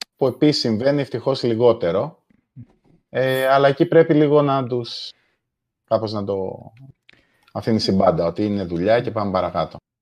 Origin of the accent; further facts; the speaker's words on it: Malesina, Central Greece, Greece; moved away as an adult; also born or lived in England; είμαι από τη, από τη Μαλεσίνα Λοκρίδα